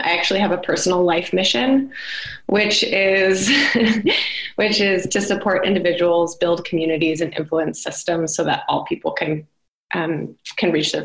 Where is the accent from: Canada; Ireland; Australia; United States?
United States; as an American woman in international development